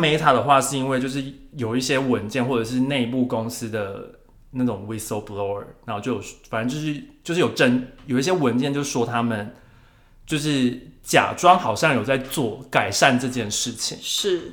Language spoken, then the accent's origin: Chinese; Taiwan; 我们就是台湾人讲话就是会黏，黏，黏在一起